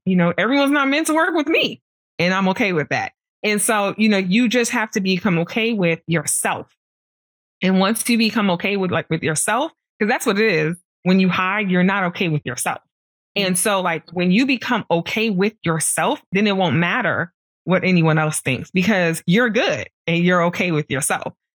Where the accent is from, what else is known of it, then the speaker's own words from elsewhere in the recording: New York City, New York, United States; I grew up in Brooklyn